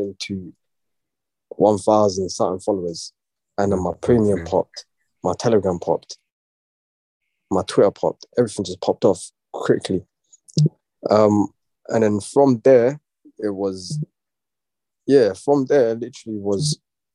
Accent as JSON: {"language": "English", "region": "London", "country": "United Kingdom", "tie": "born or raised there", "said": "East. I can't say exactly where, but East London still"}